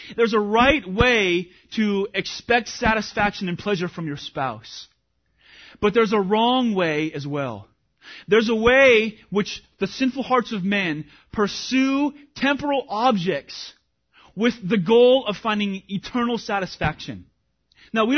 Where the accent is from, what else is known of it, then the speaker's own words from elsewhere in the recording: Washington, United States; moved away; I grew up in Washington